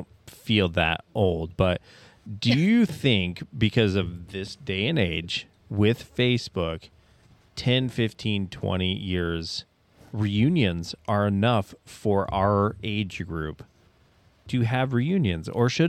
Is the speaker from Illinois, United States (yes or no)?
no; Bloomington, Indiana, United States; Bloomington, Indiana.